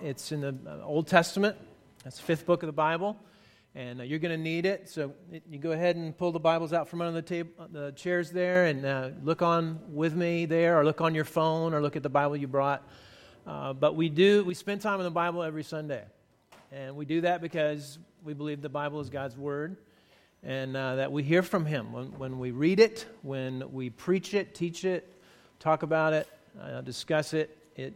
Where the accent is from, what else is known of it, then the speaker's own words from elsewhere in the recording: Somerville, Texas, United States; moved away; I'm from Texas originally, and I played football, and my dad was my football coach